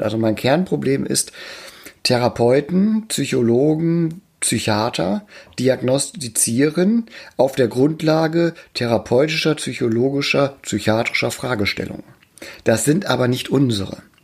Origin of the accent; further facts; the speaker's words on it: Emden, Lower Saxony, Germany; in meiner Geburtsstadt in Emden